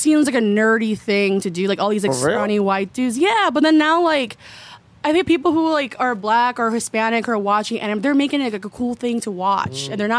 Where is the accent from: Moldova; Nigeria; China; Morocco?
Morocco; I'm from Morocco, but the tribe is called Berber.